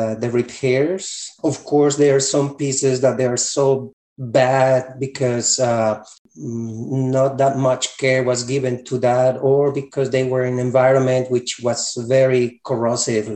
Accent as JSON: {"language": "English", "country": "Colombia", "moved": "as an adult", "said": "Originally, I'm from Colombia, South America"}